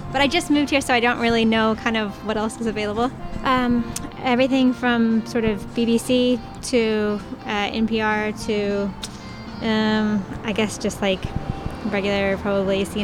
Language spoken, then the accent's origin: English; Indianapolis, Indiana, United States; I'm originally from Indianapolis, and I've lived here for almost six years.